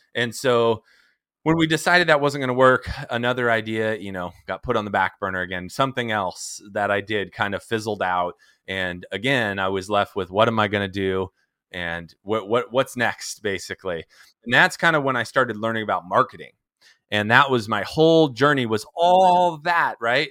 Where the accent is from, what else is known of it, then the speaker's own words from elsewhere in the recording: San Diego, California, United States; I am from San Diego, California. I'm originally from Southern California. I was, uh, born and raised here